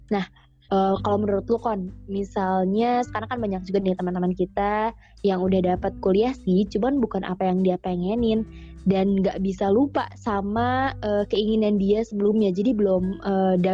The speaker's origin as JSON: {"language": "Indonesian", "region": "Java", "country": "Indonesia", "said": "Oh iya sih gue juga orang Jawa jadi agak kebayang sih."}